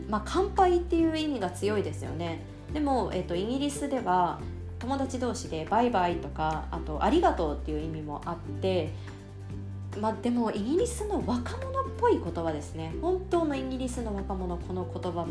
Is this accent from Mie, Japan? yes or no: no; Osaka, Japan; 私大阪出身なんですけれど7月24と25といえばもう天神祭りというのがね頭の中に頭の全てにインプットされております